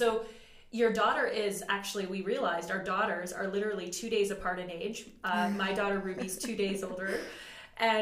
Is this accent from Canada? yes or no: yes; Canada; as a Canadian woman